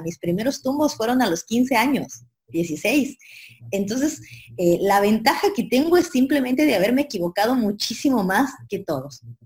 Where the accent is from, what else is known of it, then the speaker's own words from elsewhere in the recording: Ecuador; moved away as an adult; now in Argentina; yo soy de Ecuador, vivo en Argentina hace 10 años ya